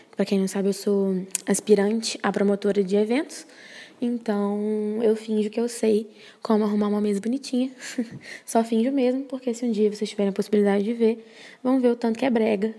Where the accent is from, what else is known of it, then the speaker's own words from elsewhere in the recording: Brazil; sendo brasileira